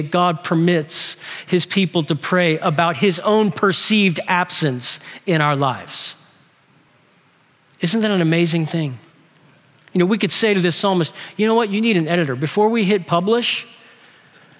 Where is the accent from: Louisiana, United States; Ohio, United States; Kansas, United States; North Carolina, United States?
Louisiana, United States; New Orleans; we're from New Orleans